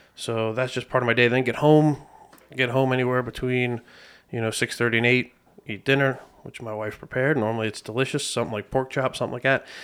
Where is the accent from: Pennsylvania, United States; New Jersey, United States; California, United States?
Pennsylvania, United States; Lebanon; born and raised in Lebanon, P